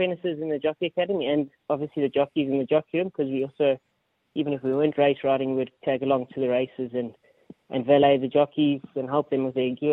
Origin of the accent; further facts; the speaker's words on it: Johannesburg, Gauteng, South Africa; moved away as an adult; also born or lived in Durban; now in Australia; I was born in Johannesburg. Was raised in Johannesburg for a long time, and then made my transition down to Durban